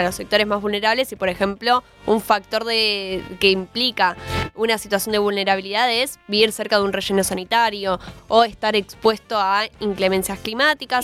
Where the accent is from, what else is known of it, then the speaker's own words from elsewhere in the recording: Argentina; necesitamos como Argentina